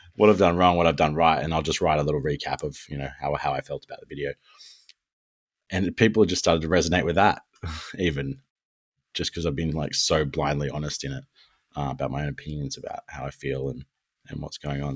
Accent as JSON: {"language": "English", "country": "Australia", "said": "we're Australian"}